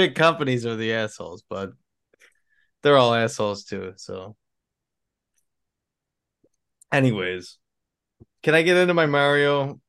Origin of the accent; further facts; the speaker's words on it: Buffalo, New York, United States; So if you don't know and you're listening, we're from Buffalo, New York.